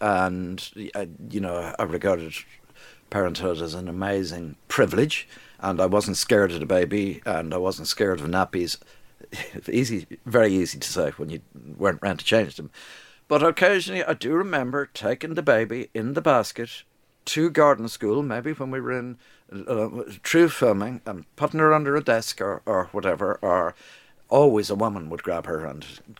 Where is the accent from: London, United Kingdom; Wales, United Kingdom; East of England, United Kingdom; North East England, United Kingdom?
London, United Kingdom; born there; London was great. I was born in London, but London isn't a great place, I would think, to bring up kids.